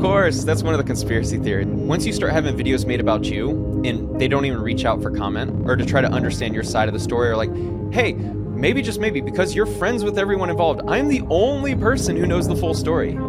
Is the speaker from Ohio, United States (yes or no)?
no; Kennesaw, Georgia, United States; moved away as an adult; also born or lived in Alabama / Florida / Houston, Texas / Oakland, California; I grew up in Kennesaw, Georgia, nice suburb of Atlanta